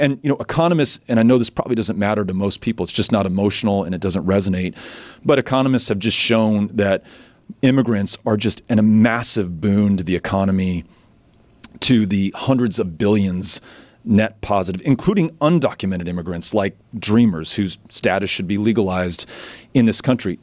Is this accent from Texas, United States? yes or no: yes; El Paso, Texas, United States; also born or lived in New York; El Paso, you know, more than a quarter of those who live in my hometown were born somewhere else